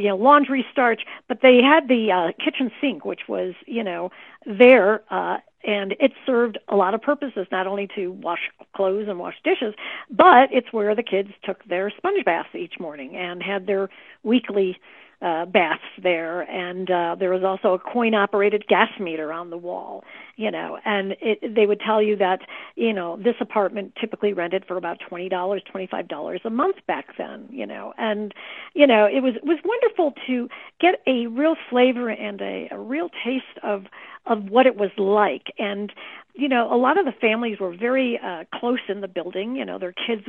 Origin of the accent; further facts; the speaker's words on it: Chicago, Illinois, United States; I was raised in the Chicago area